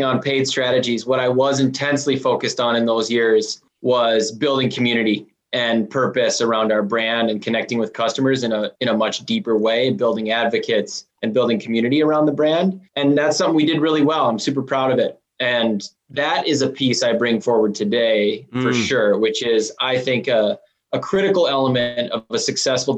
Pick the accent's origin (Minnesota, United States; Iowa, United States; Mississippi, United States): Minnesota, United States; accent: Minnesotan; we certainly sound like Canadians. A lot of Minnesotans do. It depends like who I'm talking to, how bad that accent's gonna get.